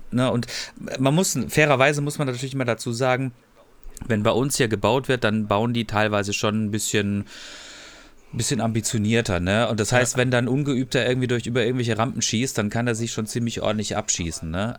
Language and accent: German; Freiburg, Baden-Württemberg, Germany; ich komme aus Freiburg